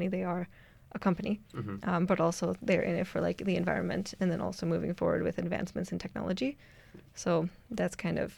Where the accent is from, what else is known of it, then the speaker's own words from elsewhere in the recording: Ontario, Canada; now in Edmonton, Canada; I'm from Ontario